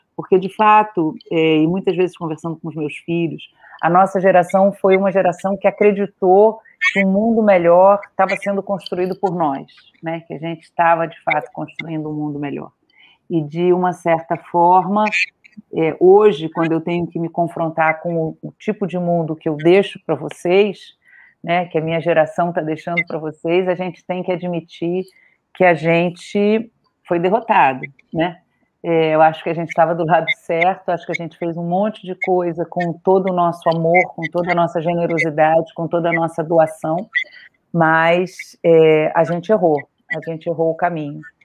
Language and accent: Portuguese; Rio de Janeiro, Brazil; Eu sou do Rio de Janeiro, nascida, criada aqui no Rio de Janeiro